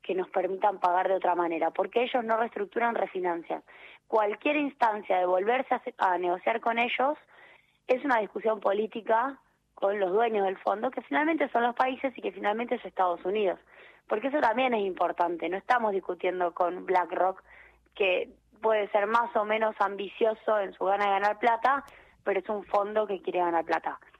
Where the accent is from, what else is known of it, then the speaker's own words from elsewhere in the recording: Argentina; como argentinos